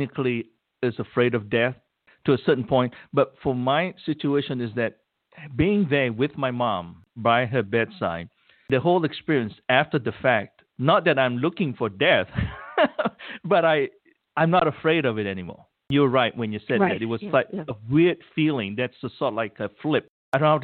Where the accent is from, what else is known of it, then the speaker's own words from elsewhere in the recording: Malaysia; now in United States; I'm originally from Malaysia